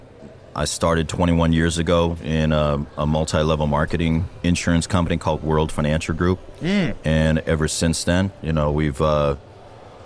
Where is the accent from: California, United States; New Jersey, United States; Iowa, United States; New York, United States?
California, United States; Diamond Bar; I grew up in Diamond Bar